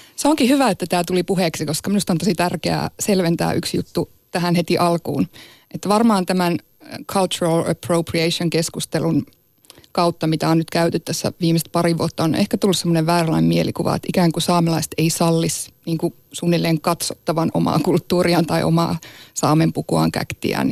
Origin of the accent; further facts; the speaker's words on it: Sámi, Sápmi, Finland; also born or lived in Inari, Finland; Mä oon saamelainen ja saamelaiseksi on syntynyt